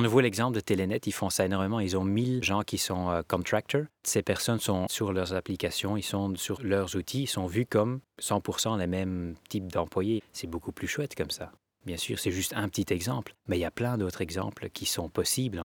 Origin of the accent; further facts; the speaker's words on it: Belgium; On est tous des Belges